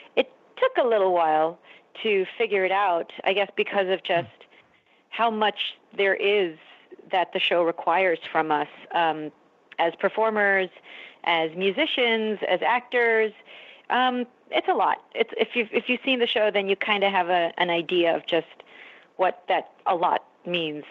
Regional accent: Philippines; as a Filipino woman, as a woman of color

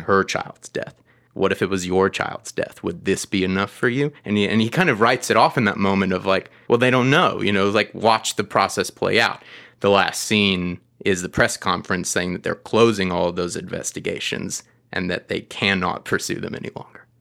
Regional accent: Atlanta, Georgia, United States; I am from Atlanta.

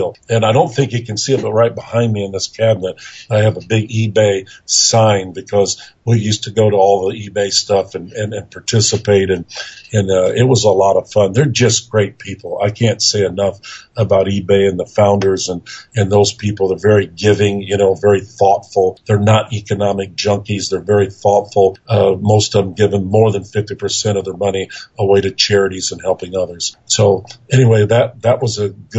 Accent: Auburn, Indiana, United States; moved away as an adult; also born or lived in Tyler, Texas; now in Texas, United States; I was from Auburn, Indiana

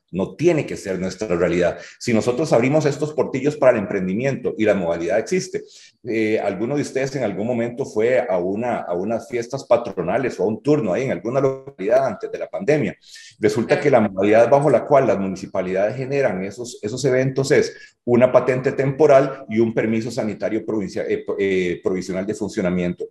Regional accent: Hatillo, San José, Costa Rica; si yo vengo de Atillo

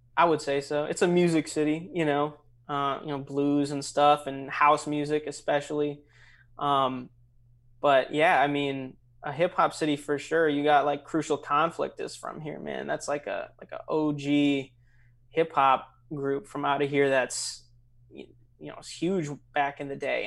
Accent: St. Louis Park, Minnesota, United States; now in Chicago, United States; I grew up in, uh, Saint Louis Park, Minnesota, which is right outside Minneapolis

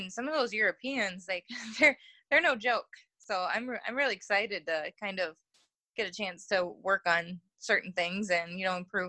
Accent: United States; as an American

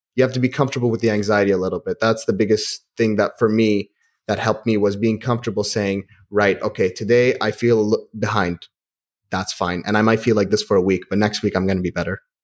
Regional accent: Kuwait; also born or lived in Manchester; I grew up in Kuwait.

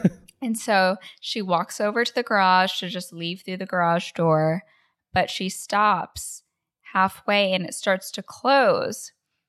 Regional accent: Connecticut, United States; I'm from Connecticut.

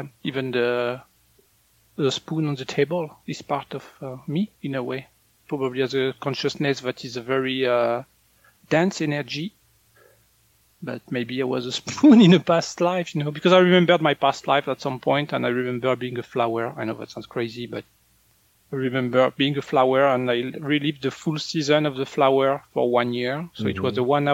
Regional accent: northern France, France; moved away; in France, when I was a kid, people were shocked when people would eat corn.

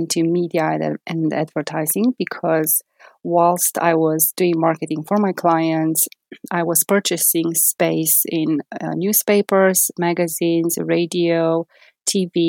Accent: Transylvania, Romania; moved away as an adult; also born or lived in Bucharest, Romania; now in United Kingdom; I'm originally from Transylvania

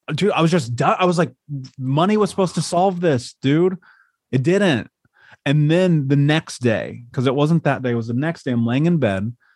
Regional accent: Indianapolis, Indiana, United States; I grew up in Indiana. I grew up in Indianapolis, in a major city.

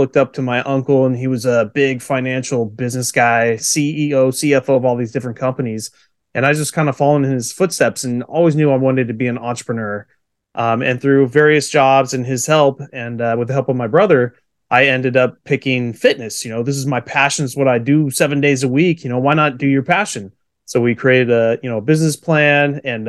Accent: California, United States; So born and raised in Central California.

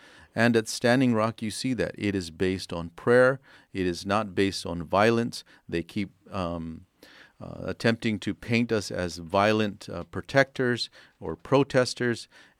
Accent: Arizona, United States; I'm from Arizona.

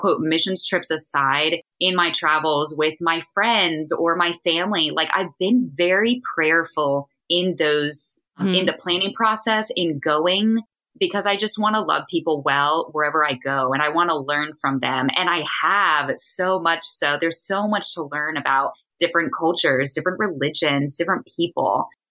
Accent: East Coast, United States; Yeah, I'm from the East Coast where there's a lot of trees and it's very dense and mountainous.

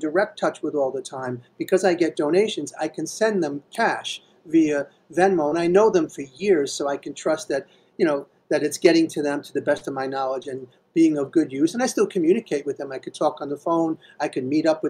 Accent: New York City, New York, United States; I was born and raised in Queens

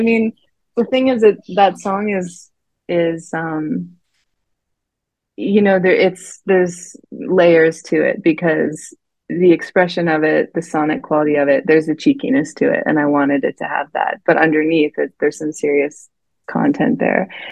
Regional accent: Canada; also born or lived in Vancouver; I grew up in the mountains, so I was outside most of the time

